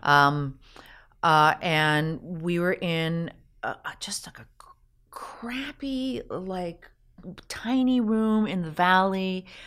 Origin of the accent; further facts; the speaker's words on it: Canada; being Canadian myself.